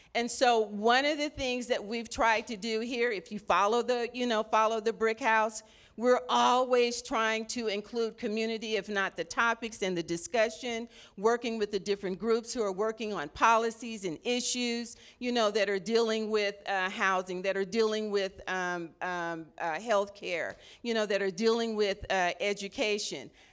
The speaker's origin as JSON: {"language": "English", "town": "Los Angeles", "region": "California", "country": "United States", "tie": "born or raised there", "moved": "yes", "lives_now": "Sacramento, United States", "said": "I'm originally from Los Angeles, so I'm a L A native"}